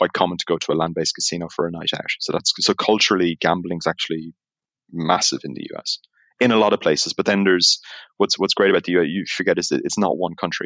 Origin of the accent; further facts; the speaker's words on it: Ireland; accent: Irish; moved away as an adult; also born or lived in Isle of Man; now in Amsterdam, Netherlands; as you can tell by the accent, even though I'm in Amsterdam, I'm Irish by grace of God.